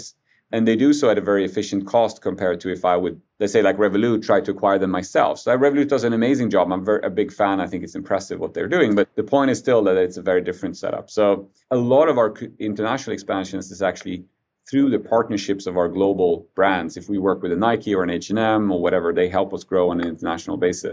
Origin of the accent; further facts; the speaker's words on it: Sweden; I was born in Sweden, but just a few months after they came here